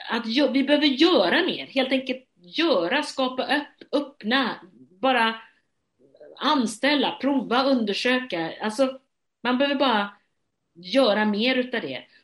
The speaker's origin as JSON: {"language": "Swedish", "town": "Gothenburg", "region": "Västra Götaland", "country": "Sweden"}